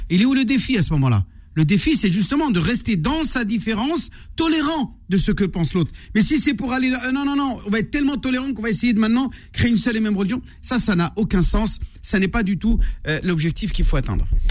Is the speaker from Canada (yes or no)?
no; France; nous avons grandi en France, nous avons étudié sur les bancs de l'école de la République